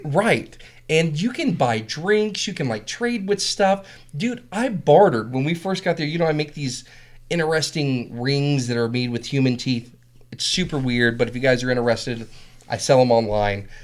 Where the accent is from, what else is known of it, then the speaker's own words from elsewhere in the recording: Whitmire, South Carolina, United States; moved away; I'm from South Carolina